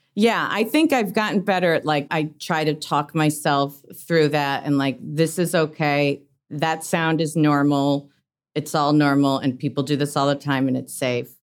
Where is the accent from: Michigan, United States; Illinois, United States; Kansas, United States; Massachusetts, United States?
Illinois, United States; Oak Park; I grew up in Oak Park